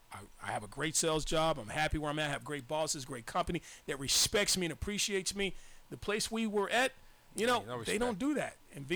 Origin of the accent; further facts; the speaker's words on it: Arkansas, United States; now in California, United States; because I've been in situations like I moved here from Arkansas.